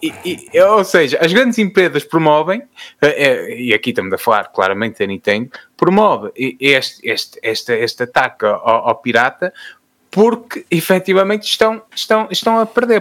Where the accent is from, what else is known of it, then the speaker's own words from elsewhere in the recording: Fafe, Braga, Portugal; sou de Faf